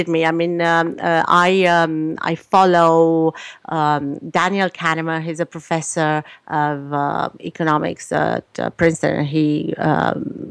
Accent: Romania; moved away as an adult; now in Canada; I was born in Romania, so I lived in a communist country.

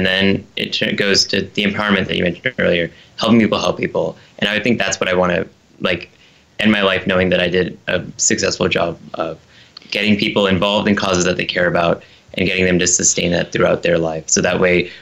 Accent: United States; I was born here. My parents immigrated here. So I grew up with understanding both cultures, both the Indian culture as well as the American culture.

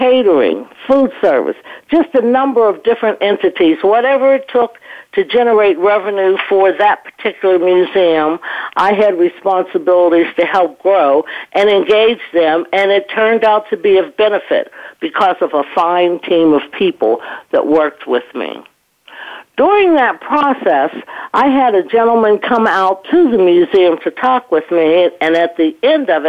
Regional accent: Pittsburgh, Pennsylvania, United States; also born or lived in Connecticut; I grew up in Western Pennsylvania in the Homewood Brushton section of Pittsburgh

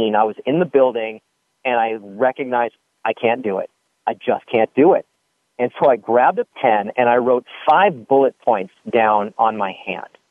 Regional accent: Santa Monica, California, United States; I was born and raised on the Upper West Side of Santa Monica

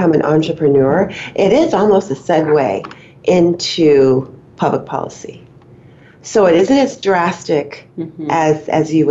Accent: Bay Area, California, United States; now in Elk Grove, United States; And I grew up in the Bay Area

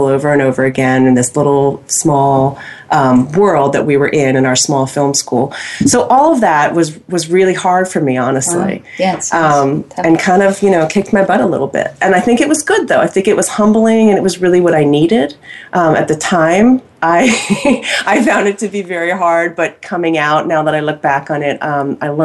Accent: Pennsylvania, United States; moved away as an adult; also born or lived in Los Angeles, California / New York City; now in Austin, United States; I'm from Pennsylvania

